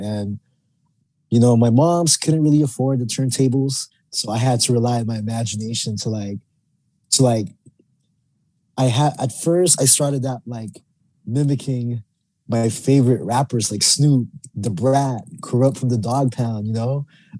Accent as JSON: {"language": "English", "town": "Oxnard", "region": "California", "country": "United States", "tie": "born or raised there", "also_born_or_lived": "Philippines / Orange County", "moved": "as an adult", "lives_now": "San Diego, United States", "said": "So I was born in the Philippines, but I didn't come to Oxnard until I was 10 years old. I came to the country in 1995. So, you know, I grew up there"}